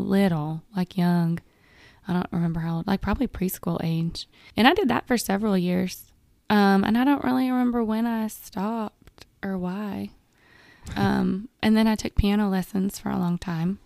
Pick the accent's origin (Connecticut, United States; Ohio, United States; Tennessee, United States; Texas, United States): Tennessee, United States; Manchester; now in Murfreesboro, United States; I was raised in a small town called Manchester, and when I was growing up in Manchester